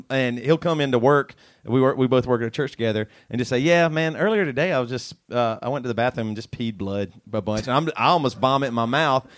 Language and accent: English; Charleston, South Carolina, United States; I'm from Charleston, South Carolina.